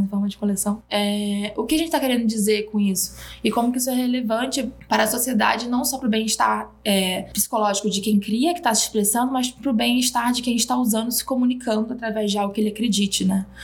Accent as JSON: {"language": "Portuguese", "region": "Rio de Janeiro", "country": "Brazil", "tie": "born or raised there", "also_born_or_lived": "Belém, Pará", "moved": "as an adult", "lives_now": "São Paulo, Brazil", "said": "Eu nasci em Belém do Pará, mas eu fui criada no Rio de Janeiro e moro há seis anos em São Paulo."}